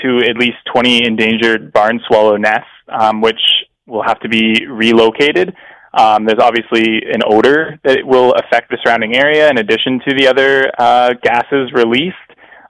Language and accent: English; London, United Kingdom; I grew up in London.